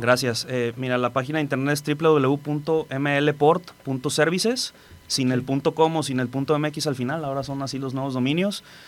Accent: Colima, Mexico; also born or lived in Manzanillo; yo soy de Colima, soy local. Tengo aquí en Manzanillo, acabo de cumplir ahora en el mes de febrero 16 años.

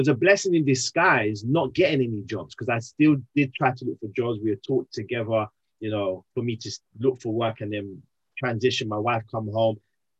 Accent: London, United Kingdom; also born or lived in Birmingham; now in Wolverhampton, United Kingdom; originally from London, born and raised in London, came up to the Midlands, specifically first Birmingham, met my wife in the Midlands in Birmingham.

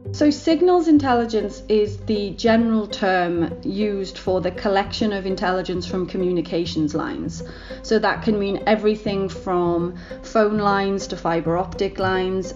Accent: United Kingdom; as a British person

